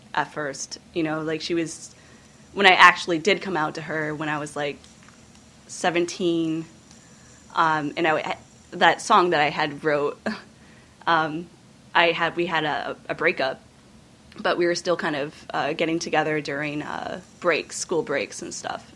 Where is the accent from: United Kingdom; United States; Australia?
United States; Northeast Kingdom, Vermont; I grew up in the Northeast Kingdom in a French Canadian Caucasian family